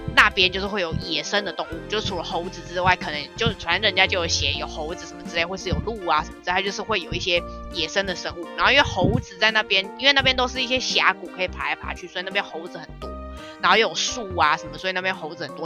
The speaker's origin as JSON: {"language": "Chinese", "region": "Taipei", "country": "Taiwan", "said": "我们台北人"}